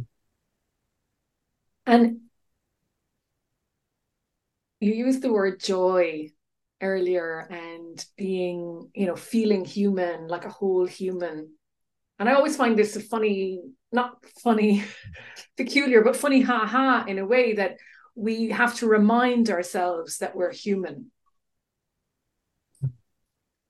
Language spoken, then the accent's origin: English; Ireland; now in United Kingdom; as an Irish person in the UK